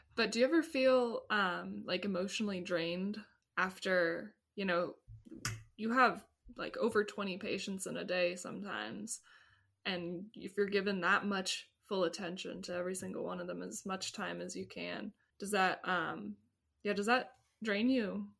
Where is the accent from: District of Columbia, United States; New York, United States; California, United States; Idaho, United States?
California, United States; Ventura; growing up in Ventura